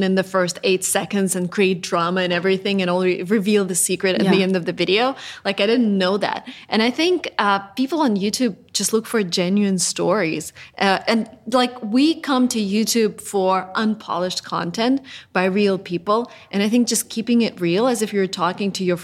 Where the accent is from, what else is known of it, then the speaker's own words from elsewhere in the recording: Russia; I'm originally from Russia